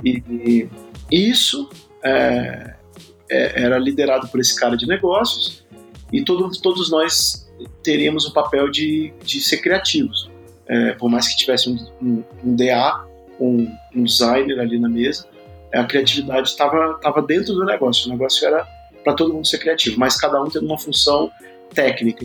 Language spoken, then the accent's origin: Portuguese; Espírito Santo, Brazil; moved away as an adult; now in São Paulo, Brazil; eu sou capixaba é, de nascimento, moro em São Paulo há. tenho 46 anos, moro em São Paulo há 21 anos